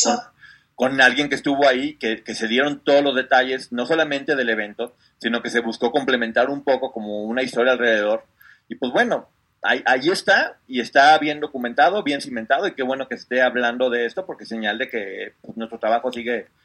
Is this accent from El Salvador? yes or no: no; Mexico; un orgullo como mexicanos